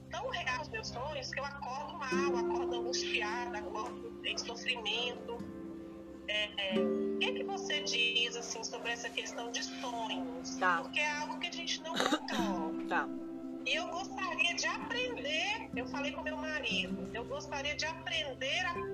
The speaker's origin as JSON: {"language": "Portuguese", "region": "Minas Gerais", "country": "Brazil", "said": "em Minas Gerais."}